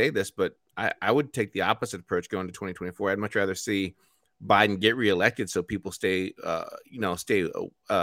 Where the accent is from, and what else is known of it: Indiana, United States; born or raised there; moved away